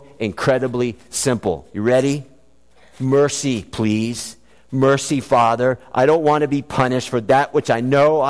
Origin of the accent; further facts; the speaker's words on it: South Florida, United States; when I was a child growing up in South Florida